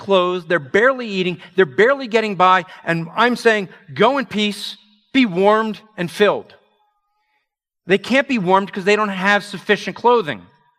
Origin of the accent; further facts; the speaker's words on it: New York, United States; Okay, I'm from New York area.